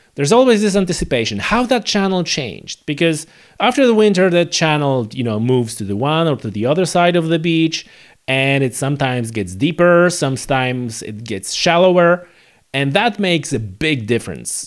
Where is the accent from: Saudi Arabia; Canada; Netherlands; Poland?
Poland; now in Northern Ireland, United Kingdom; I come from Poland